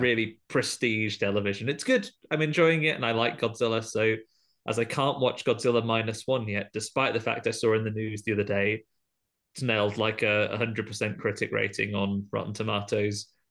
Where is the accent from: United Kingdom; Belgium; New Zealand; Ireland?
United Kingdom; as a British person